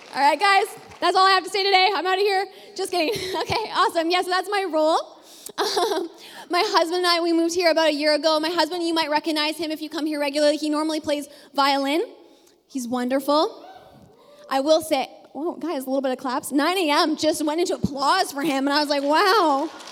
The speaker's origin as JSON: {"language": "English", "region": "Ontario", "country": "Canada", "also_born_or_lived": "British Columbia", "moved": "as an adult", "said": "we are both from Ontario"}